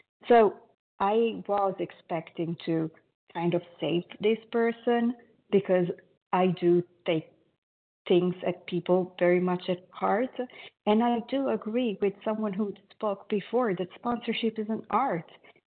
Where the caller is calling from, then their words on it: Italy; I am calling from Italy.